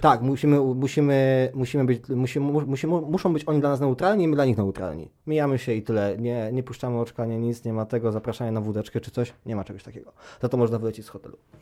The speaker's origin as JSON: {"language": "Polish", "town": "Palermo", "region": "Sicily", "country": "Italy", "tie": "born or raised there", "said": "Ja wychowałem się w Palermo"}